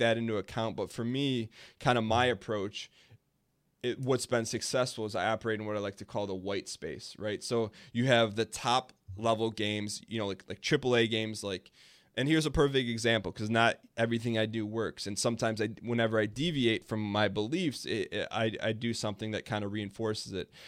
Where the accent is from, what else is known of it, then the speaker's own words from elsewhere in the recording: Dearborn, Michigan, United States; there's this place in my hometown called Greenfield Village